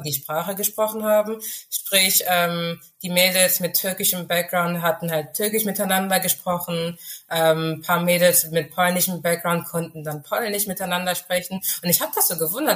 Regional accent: Germany; first language Urhobo; German is a second language; ich lebe in Deutschland, ich bin in Deutschland geboren und aufgewachsen

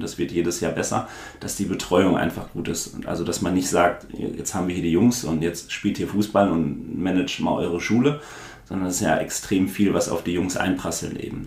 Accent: Dortmund, North Rhine-Westphalia, Germany; ich bin ja dann auch in Brakel geboren und groß geworden, also in dem Ort, wo das Trainingszentrum auch steht

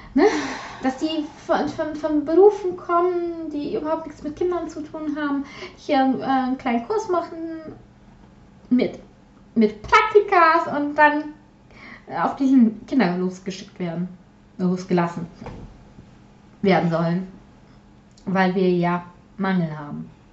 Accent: Silesian Voivodeship, Poland; first language Polish; German is a second language; now in Germany; ich aus ehemaligen deutschen Gebiet kommen

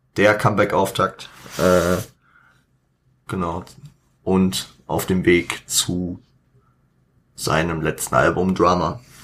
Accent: Frankfurt, Hesse, Germany; ich als Frankfurter

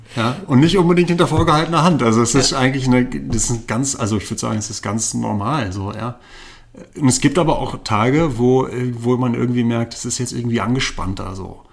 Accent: Berlin, Germany; now in Zürich, Switzerland; ich komme ja ursprünglich aus Berlin

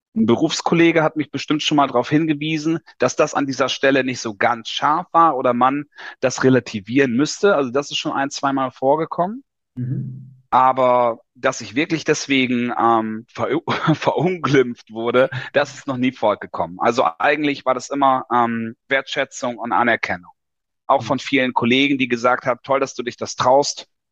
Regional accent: Lower Saxony, Germany; moved away as an adult; 1981 geboren in Niedersachsen in der Provinz, klassisch Schule gemacht

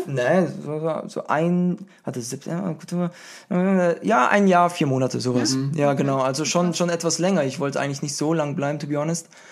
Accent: Würzburg, Bavaria, Germany; moved away as an adult; also born or lived in Berlin / Los Angeles; Ich bin ein Würzburger, der nach Berlin gezogen gezogen ist.

